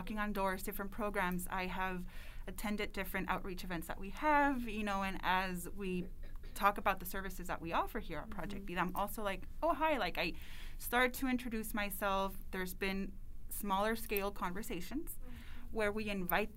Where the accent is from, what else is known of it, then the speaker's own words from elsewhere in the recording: El Paso, Texas, United States; moved away as an adult; I was born and raised in El Paso